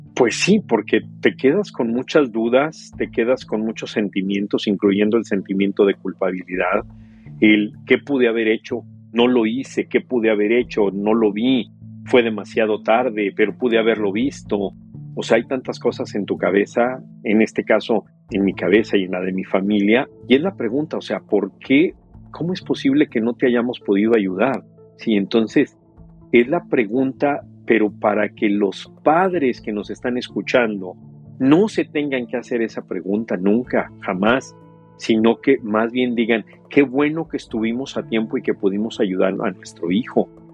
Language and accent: Spanish; Mexico; moved away; yo crecí en México